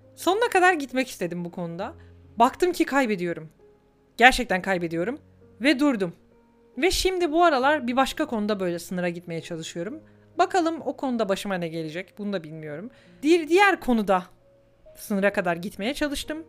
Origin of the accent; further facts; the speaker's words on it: Turkey; now in Germany; ben Türkiye'de büyüdüm